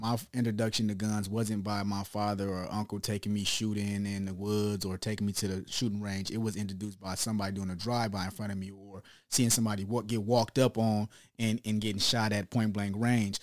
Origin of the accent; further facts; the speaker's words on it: Long Beach, California, United States; also born or lived in Chicago; I'm really raised in Long Beach